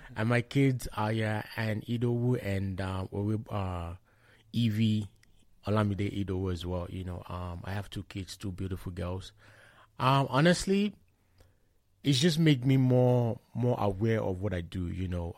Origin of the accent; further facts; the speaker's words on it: Shagamu, Ogun State, Nigeria; moved away as an adult; now in Lethbridge, Canada; I hail from Shagam in Ogun State. I moved to, um, Canada, let's be precisely, in twenty twelve